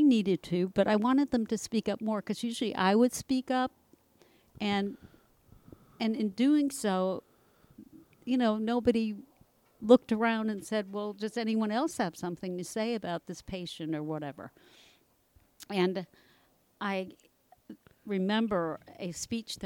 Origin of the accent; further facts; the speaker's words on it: Long Island, New York, United States; moved away as an adult; also born or lived in Brooklyn, New York / Scarsdale, New York / Bronxville, New York; Born in Brooklyn, raised on Long Island